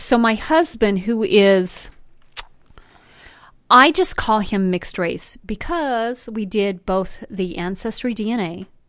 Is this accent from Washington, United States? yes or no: no; Brighton, Colorado, United States; also born or lived in Fort Lupton, Colorado; So a genuine Hispanic. Latina. I'm from Brighton, man. I grew up in Fort Lupton in Brighton.